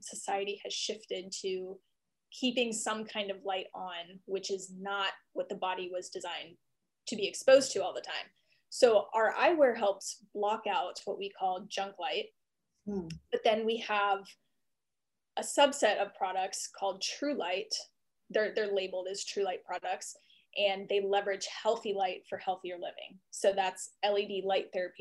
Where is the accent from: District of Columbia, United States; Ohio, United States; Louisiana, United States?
District of Columbia, United States; Washington; moved away as an adult; also born or lived in Austin, Texas / Seattle; now in Wylie, United States; I'm actually from East Coast, Washington, D.C. area.